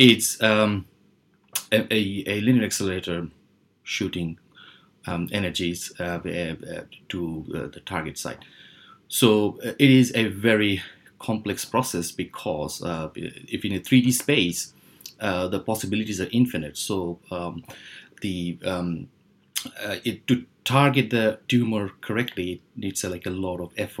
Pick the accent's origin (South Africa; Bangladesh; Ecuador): Bangladesh; moved away as an adult; also born or lived in United Kingdom / Helsinki, Finland; I was born in Bangladesh and then moved to UK when I was like 20